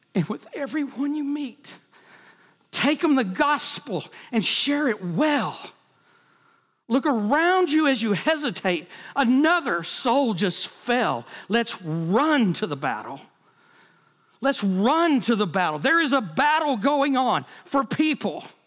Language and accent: English; United States; I was born in America.